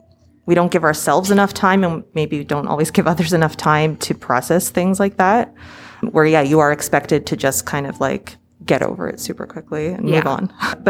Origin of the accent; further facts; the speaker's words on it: Canada; As a Canadian, I really get that.